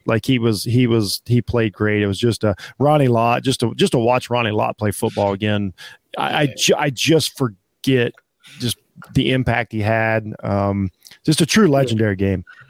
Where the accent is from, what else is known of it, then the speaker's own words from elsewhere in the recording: Ohio, United States; I'm from Ohio